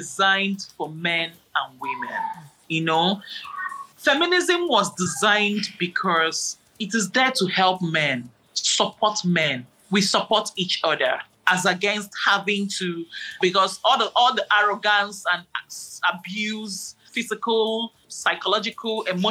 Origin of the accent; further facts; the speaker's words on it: Nigeria; I'm a Nigerian